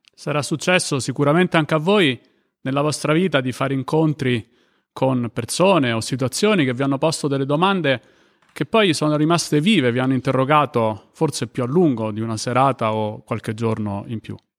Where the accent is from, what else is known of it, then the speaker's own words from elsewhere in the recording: Rome, Lazio, Italy; io sono di Roma